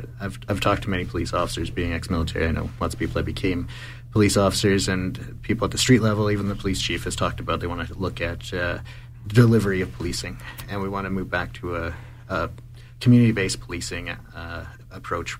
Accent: Calgary, Alberta, Canada; I grew up in Calgary and I live in Ward 1.

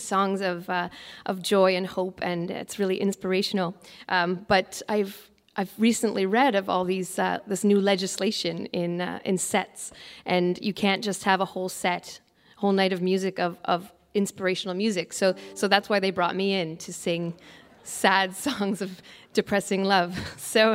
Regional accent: Toronto, Ontario, Canada; I'm from Toronto, Canada

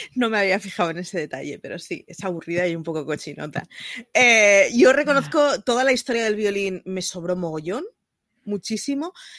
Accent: Barcelona, Catalonia, Spain; como barcelonesa que siempre es representada por una sagrada familia

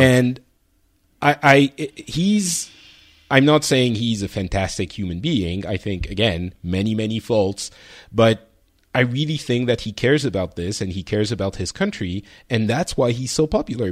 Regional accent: Lebanon; moved away; I was born in Lebanon.

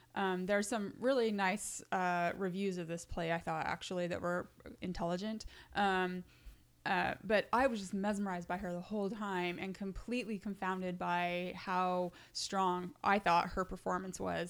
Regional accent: the West, United States; now in New York, United States; I was raised in the West

